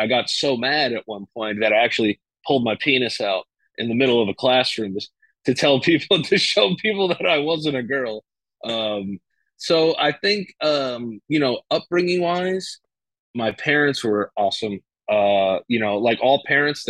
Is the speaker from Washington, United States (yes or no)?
no; New York City, New York, United States; I was born January 30th, 1989, in the Bronx, New York.